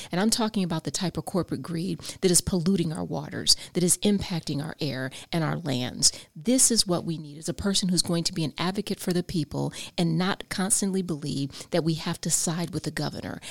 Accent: I-4 corridor, Florida, United States; my hometown, I four corridor

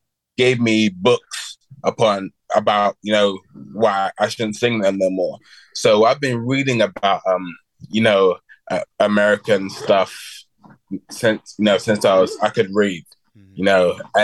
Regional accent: London, United Kingdom; accent: British; now in Alabama, United States; me and Lincoln, we grew up together in England. So we knew each other before we moved here.

